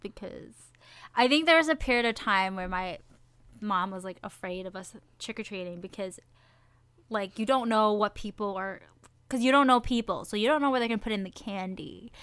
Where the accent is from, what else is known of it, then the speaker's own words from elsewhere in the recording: Midwest, United States; we're from the Midwest, so by October, it's freezing